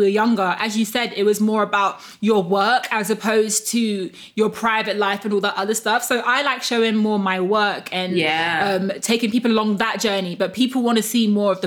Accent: London, United Kingdom; I'm from London

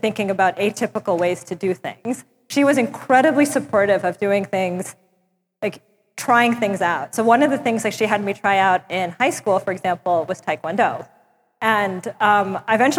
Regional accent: New York City, New York, United States; moved away as an adult; also born or lived in Long Island, New York; now in Basel, Switzerland; I grew up in Brooklyn and then moved eventually to Long Island for school.

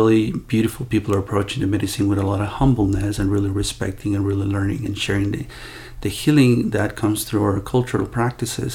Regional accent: Ecuador; I was born in Ecuador from two mestizo parents

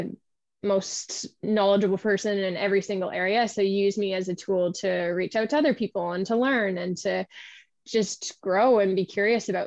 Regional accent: East Coast of Canada, Canada; moved away; I am originally from the East Coast of Canada

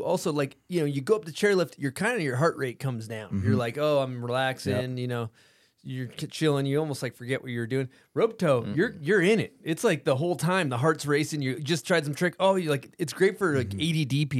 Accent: East Coast, United States; We're from the East Coast. We're just dickheads.

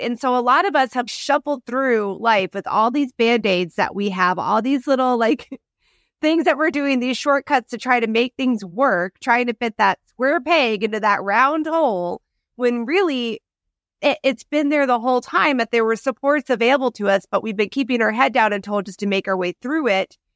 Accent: Midwest, United States; moved away; I grew up in the Midwest

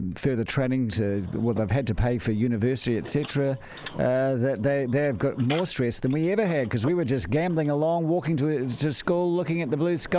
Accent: Auckland, New Zealand; "Oh, I'm from Auckland."

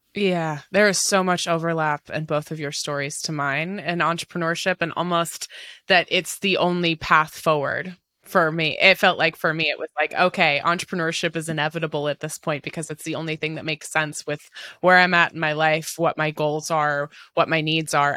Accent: Pacific Northwest, United States; I'm in Seattle. I was born and raised in the Pacific Northwest

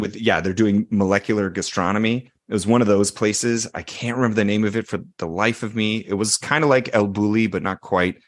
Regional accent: Canada; I am Canadian

